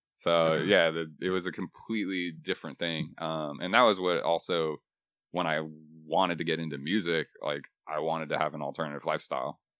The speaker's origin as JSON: {"language": "English", "region": "Texas", "country": "United States", "tie": "born or raised there", "also_born_or_lived": "Boston", "moved": "as an adult", "lives_now": "Nashville, United States", "said": "I was born and raised in Texas"}